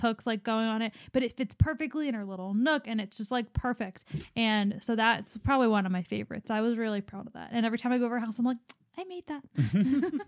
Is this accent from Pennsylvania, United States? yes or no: yes; Philadelphia, Pennsylvania, United States; born or raised there